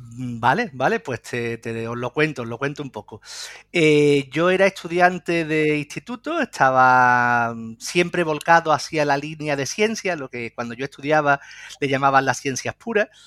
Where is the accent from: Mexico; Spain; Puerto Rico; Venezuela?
Spain; Lebrija, Andalusia; yo soy de Lebrija, de un pueblo de la provincia de Sevilla